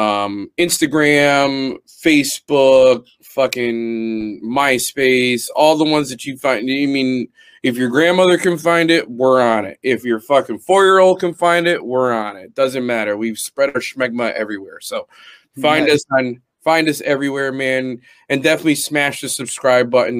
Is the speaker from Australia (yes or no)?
no; United States; Be proud that you're a fucking American